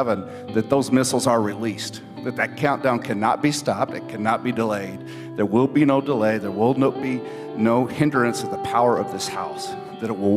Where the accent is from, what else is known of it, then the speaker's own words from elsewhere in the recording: Texas, United States; we're from Texas